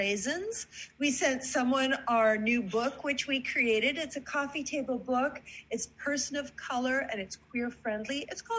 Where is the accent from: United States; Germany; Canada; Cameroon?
Canada; You know, I'm originally from Canada.